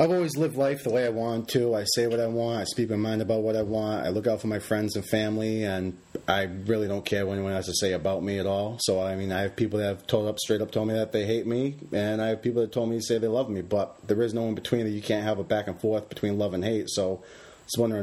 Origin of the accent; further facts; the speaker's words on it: Bourne, Massachusetts, United States; I was born and raised on Cape Cod, Massachusetts